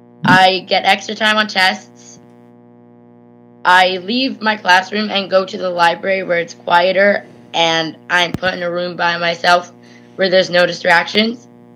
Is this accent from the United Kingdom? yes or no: no; New Jersey, United States; I'm from New Jersey